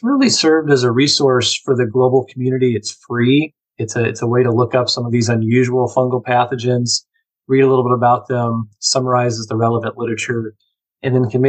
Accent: Missouri, United States; I grew up in Missouri

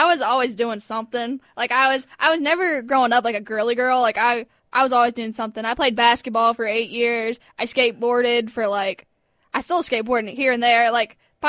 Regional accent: Mooresville, North Carolina, United States; Yeah, I was born in Mooresville, North Carolina.

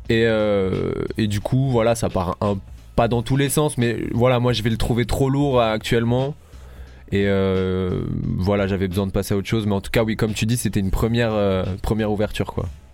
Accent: Paris, Île-de-France, France; moved away as an adult; also born or lived in Nice; now in Marseille, France; j'ai grandi 10 ans à Paris, je suis arrivé euh, ici euh, à 19 ans.

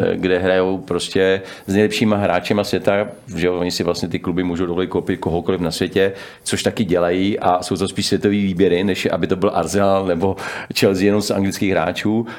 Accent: Czechia; u nás v Čechách

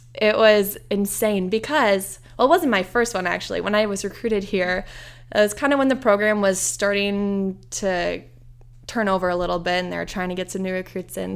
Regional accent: Iowa, United States; born or raised there; moved away as an adult; now in Indiana, United States

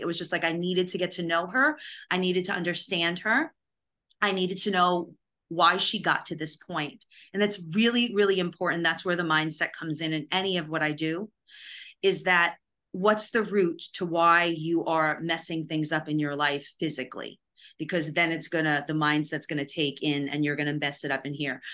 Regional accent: New York, United States; also born or lived in Los Angeles; now in Nashville, United States; I'm from New York

